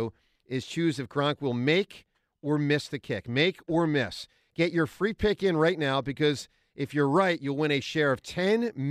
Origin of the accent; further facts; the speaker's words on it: Philadelphia, Pennsylvania, United States; as a Philadelphian and as a Phillies fan